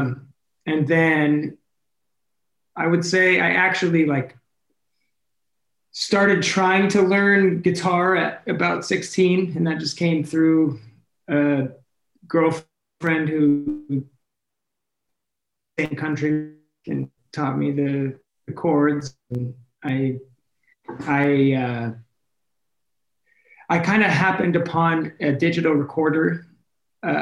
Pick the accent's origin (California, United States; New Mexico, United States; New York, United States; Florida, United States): Florida, United States; Clearwater; now in Los Angeles, United States; I was born and raised in Clearwater, Florida, or at least close to there, a little suburb